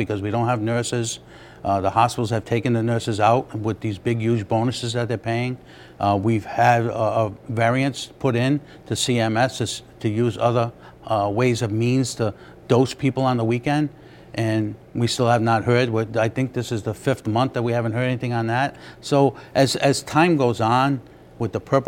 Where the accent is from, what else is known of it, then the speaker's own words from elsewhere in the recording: Smithfield, Rhode Island, United States; I'm from Smithfield.